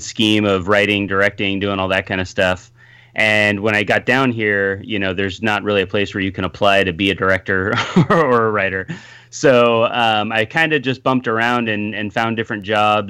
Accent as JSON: {"language": "English", "area": "Bay Area", "region": "California", "country": "United States", "tie": "born or raised there", "moved": "as an adult", "lives_now": "Los Angeles, United States", "said": "I grew up in the Bay Area, so I was up there and went to film school."}